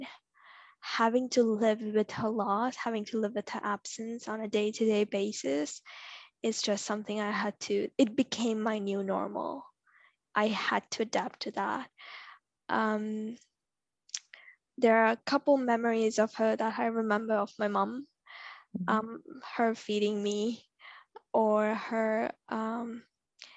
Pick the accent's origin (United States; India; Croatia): India; now in Toronto, Canada; Growing up in India is such a tough experience as a girl